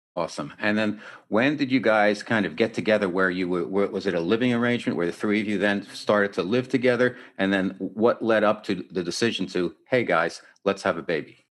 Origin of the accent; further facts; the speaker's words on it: New York City, New York, United States; now in San Diego, United States; I come from New York City